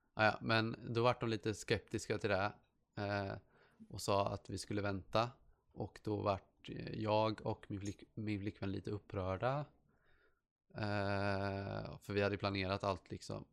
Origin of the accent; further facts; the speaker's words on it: Sweden; jag är svensk